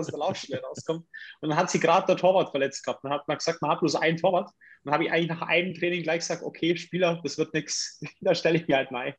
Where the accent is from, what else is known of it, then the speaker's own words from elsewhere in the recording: Augsburg, Bavaria, Germany; also born or lived in Königsbrunn; ich bin eigentlich ein Göckinger